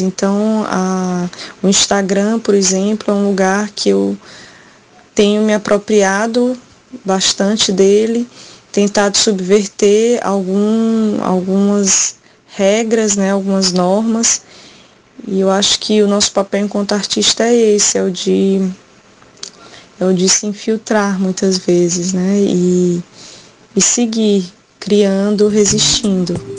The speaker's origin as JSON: {"language": "Portuguese", "town": "Quixadá", "region": "Ceará", "country": "Brazil", "tie": "born or raised there", "moved": "yes", "lives_now": "Fortaleza, Brazil", "said": "Sou do Ceará, vivo em Fortaleza há bastante tempo, mas nasci e me criei no sertão na cidade de Quixadá"}